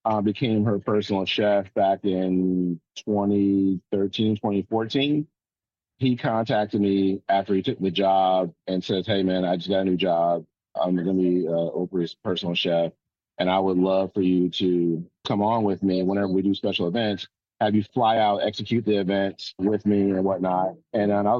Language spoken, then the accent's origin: English; Euclid, Ohio, United States; moved away; also born or lived in Jacksonville; Originally in Euclid, Greenbrier Commons, which is near Georgetown, really close to Richmond Heights